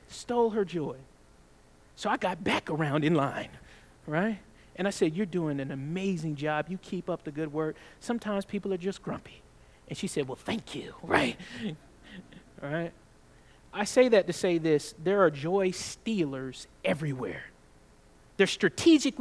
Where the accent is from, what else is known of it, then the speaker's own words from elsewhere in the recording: the South, United States; I'm from the South